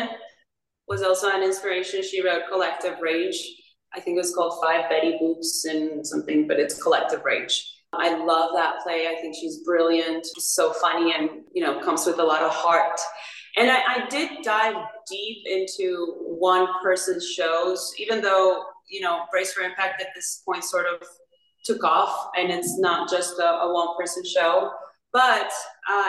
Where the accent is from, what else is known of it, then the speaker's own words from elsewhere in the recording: Paraguay; moved away; I'm from Paraguay